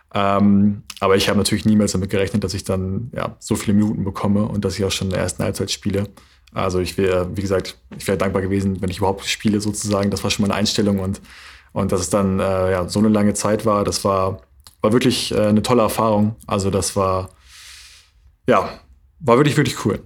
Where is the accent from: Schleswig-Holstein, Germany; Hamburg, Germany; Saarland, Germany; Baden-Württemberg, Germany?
Schleswig-Holstein, Germany; Flensburg; born or raised there; also born or lived in Berlin / North Rhine-Westphalia